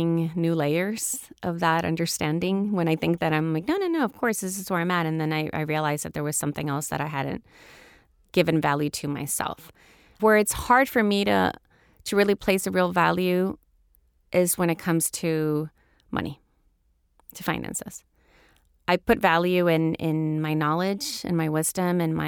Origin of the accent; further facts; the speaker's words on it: El Salvador; moved away as an adult; also born or lived in Houston, Texas, United States / Florida, United States; I grew up in El Salvador during the Civil War, in a military family